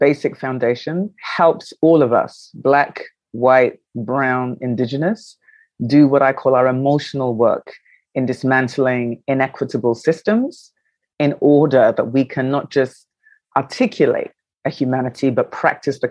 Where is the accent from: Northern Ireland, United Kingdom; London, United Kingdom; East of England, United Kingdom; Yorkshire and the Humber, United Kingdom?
London, United Kingdom; moved away as an adult; also born or lived in New York, United States; now in Accra, Ghana; I was born in London, which is my home of my birth. I went to school there.